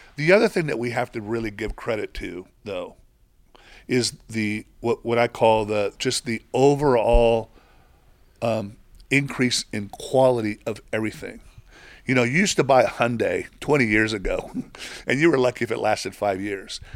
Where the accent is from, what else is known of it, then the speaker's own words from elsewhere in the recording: Mexico; moved away; I grew up in Mexico